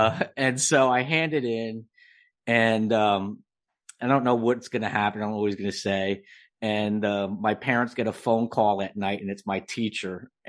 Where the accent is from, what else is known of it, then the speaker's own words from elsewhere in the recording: New Jersey, United States; Well, I've been writing since a little kid, and I grew up in New Jersey.